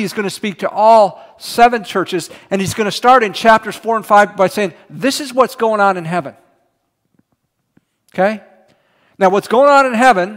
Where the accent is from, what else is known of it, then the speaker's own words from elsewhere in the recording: Houston, Texas, United States; moved away; also born or lived in College Station, Texas; I was from Houston and then went to school in College Station